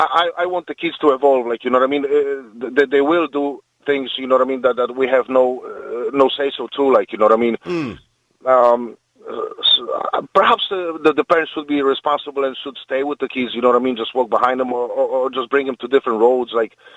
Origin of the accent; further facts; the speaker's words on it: Poland; English is a second language; Poland. It was a Fiat 126P.